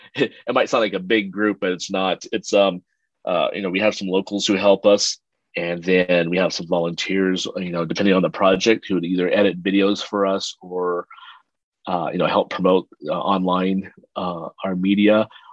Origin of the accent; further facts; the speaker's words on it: Philippines; born there; I was born in the Philippines. My dad's he was in the U.S. Air Force. He was an American, and my mom was a Filipino, and that's where they met at the U.S. Air Force base there.